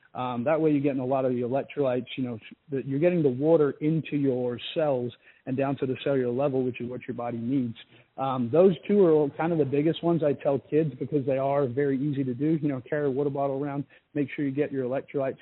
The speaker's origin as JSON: {"language": "English", "country": "Australia", "tie": "born or raised there", "moved": "as an adult", "said": "my life and growing up in Australia"}